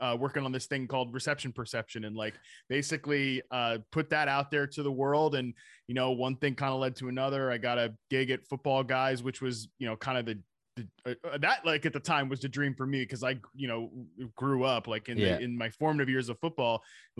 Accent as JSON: {"language": "English", "region": "Virginia", "country": "United States", "also_born_or_lived": "North Carolina", "said": "I'm from Virginia, North Carolina."}